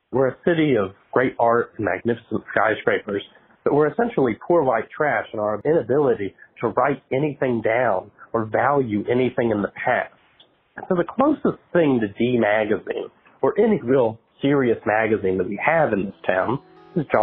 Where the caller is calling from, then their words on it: Willis, Texas, United States; I'm a listener from Willis, Texas.